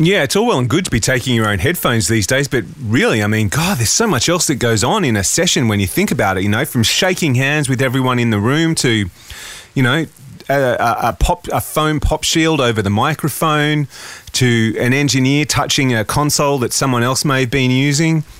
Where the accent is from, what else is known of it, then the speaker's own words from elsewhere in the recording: Australia; as an Aussie with a home studio